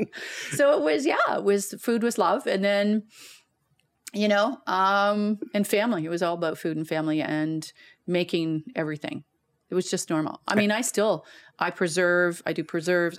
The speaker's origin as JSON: {"language": "English", "town": "Guelph", "region": "Ontario", "country": "Canada", "tie": "born or raised there", "moved": "yes", "lives_now": "Calgary, Canada", "said": "born and raised in Guelph, Ontario."}